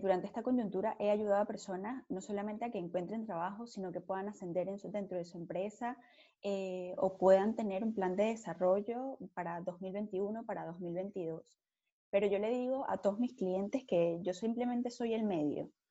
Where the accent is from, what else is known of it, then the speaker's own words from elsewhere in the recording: Margarita Island, Nueva Esparta, Venezuela; moved away as an adult; Yo soy venezolana, pero primero que venezolana, súper margariteña.